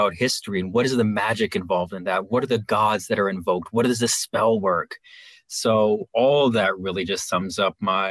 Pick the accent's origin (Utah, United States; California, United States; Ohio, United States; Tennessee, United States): California, United States; Los Angeles; I grew up in Los Angeles